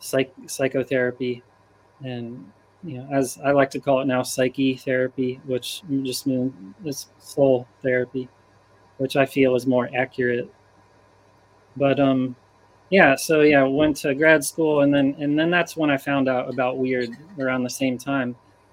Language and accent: English; Ohio, United States; I was raised in Ohio, and it was a rural area